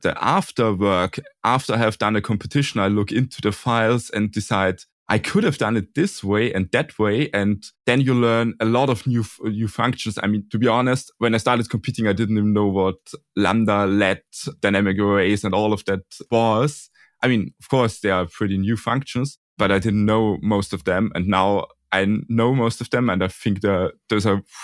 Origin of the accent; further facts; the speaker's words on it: Austria; also born or lived in Burgenland, Austria / Vienna, Austria; I'm from Austria, and I also go there to school in the capital city at the University of Applied Sciences Technikum Vienna, and I'm currently living in Burgenland